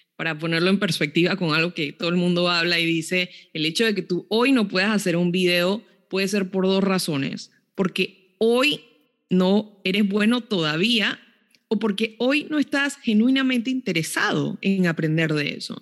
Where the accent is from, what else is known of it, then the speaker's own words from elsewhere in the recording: Panama; moved away; una de las instituciones desde Panamá que, pues me ayudó muchísimo a mí también a cumplir sueños fue el IFARU